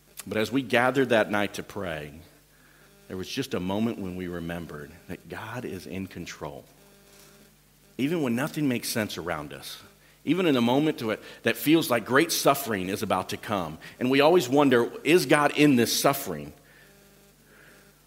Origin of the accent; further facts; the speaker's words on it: United States; moved away as an adult; also born or lived in Central Asia / United Kingdom; now in Czech Republic; I'm American